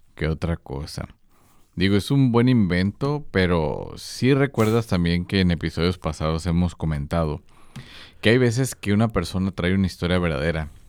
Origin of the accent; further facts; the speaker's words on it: Mexico; yo que soy mexicano